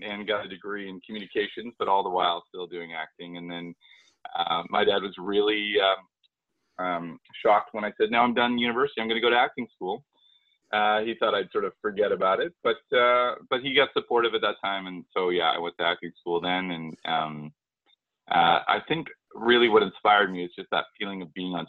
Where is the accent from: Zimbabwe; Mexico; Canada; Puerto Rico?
Canada; Vancouver, British Columbia; I'm from Vancouver, from Canada